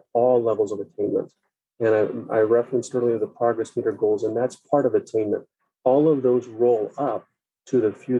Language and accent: English; Superior, Arizona, United States; I grew up in Superior, Arizona, so I know what it's like to grow up in a rural community.